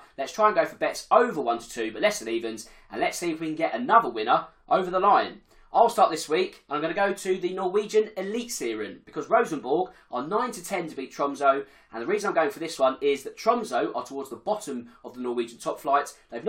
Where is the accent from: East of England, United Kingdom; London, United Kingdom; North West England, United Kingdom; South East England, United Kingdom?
South East England, United Kingdom; Crawley; my hometown of Crawley